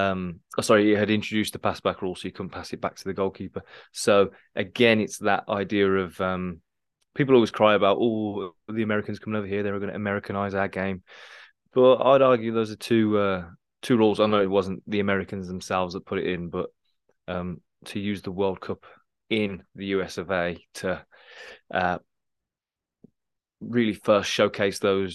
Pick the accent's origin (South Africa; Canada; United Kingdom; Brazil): United Kingdom; England; As an Englishman as well, we weren't even in the tournament